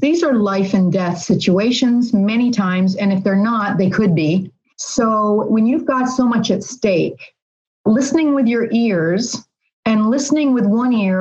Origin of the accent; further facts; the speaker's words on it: Philadelphia, Pennsylvania, United States; I'm from Philly, so it would be Philly style.